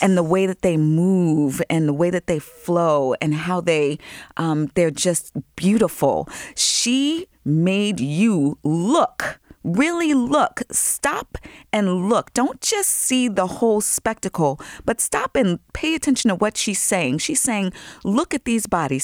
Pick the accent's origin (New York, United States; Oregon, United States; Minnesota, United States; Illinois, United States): New York, United States; Long Island; I grew up in Long Island.